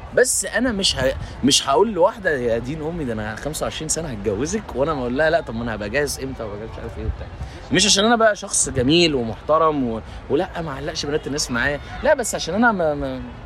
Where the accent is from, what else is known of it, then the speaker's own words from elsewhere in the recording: Egypt; عندنا في مصر